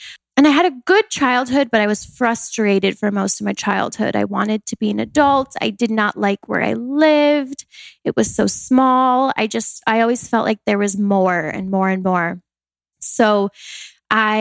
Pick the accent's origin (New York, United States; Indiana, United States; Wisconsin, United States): Wisconsin, United States; I grew up in Wisconsin, a very small town in the country